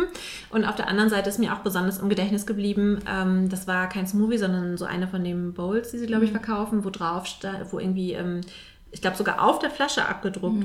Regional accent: Hamburg, Germany; moved away as an adult; now in Vienna, Austria; ich komme eigentlich aus Hamburg und bin relativ kurzfristig jetzt ähm, nach Wien gekommen

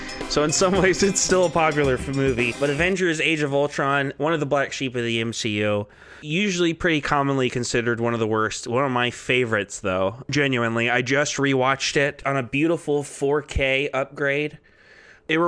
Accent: Texas, United States; moved away; I'm from Texas originally

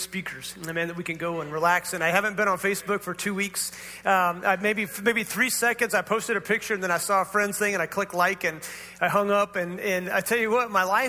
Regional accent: Northern California, United States; we grew up in Northern California

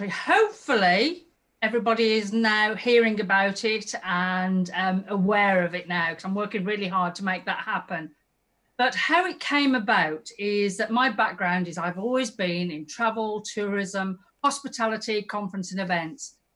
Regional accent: West Midlands, United Kingdom; I am Black Country, by the way. I know you can't always tell by my

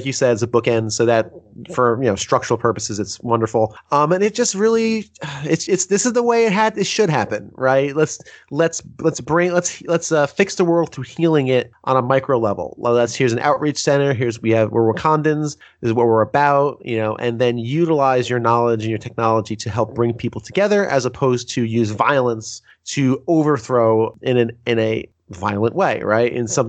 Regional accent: New York, United States; also born or lived in New Jersey; I'm from New York. I'm from New Jersey, New York, man. That was my life for like 15 years.

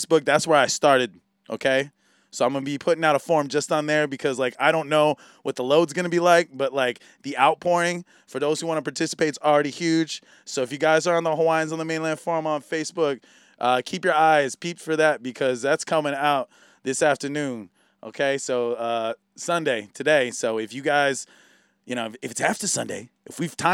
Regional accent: San Diego, California, United States; moved away as an adult; now in Maui, United States; I was raised in California

